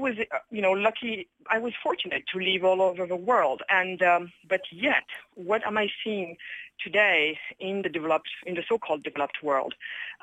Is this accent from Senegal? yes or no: yes; Senegal; I was born in Senegal, west coast of Africa, and my family decided to move to Europe when I was only a few years old